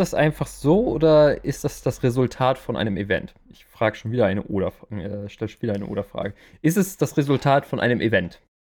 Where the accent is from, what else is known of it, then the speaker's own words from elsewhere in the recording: Germany; hier bei uns in Deutschland